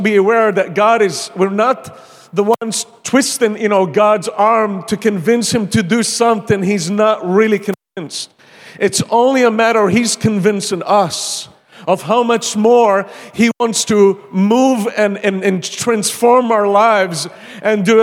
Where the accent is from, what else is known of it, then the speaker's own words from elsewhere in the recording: Malta; moved away as an adult; also born or lived in Pensacola, Florida, United States; now in Iraq; I'm from Malta, and I came to the U.S.